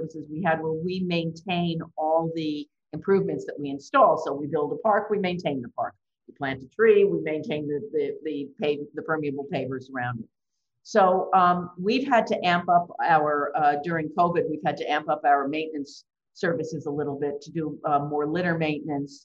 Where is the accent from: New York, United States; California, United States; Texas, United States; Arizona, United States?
New York, United States; I grew up in New York